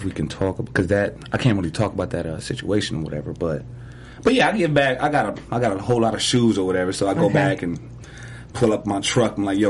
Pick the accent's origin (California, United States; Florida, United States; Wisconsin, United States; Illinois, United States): California, United States; Los Angeles; I grew up in South